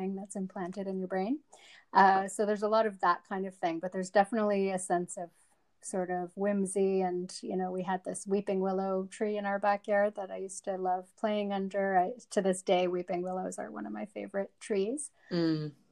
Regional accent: Canada; also born or lived in Johannesburg, South Africa; I was born in Johannesburg, South Africa, and we immigrated to Canada when I was about 7.

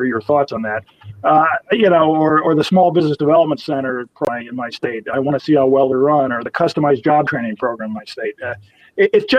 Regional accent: Michigan, United States; my home state

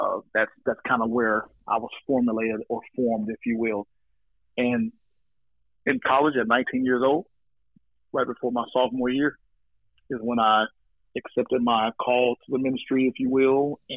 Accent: Oklahoma City, Oklahoma, United States; also born or lived in Wichita, Kansas; now in Fort Worth, United States; So, I'm originally from the Midwest, Wichita, Kansas, around the age of 10. My mother married a guy who was born in Uganda, and we moved to Oklahoma City.

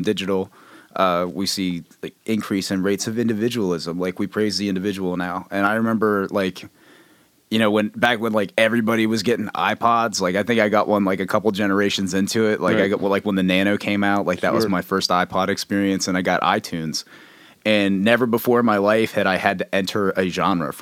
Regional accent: Fulton County, Pennsylvania, United States; I'm from Fulton County

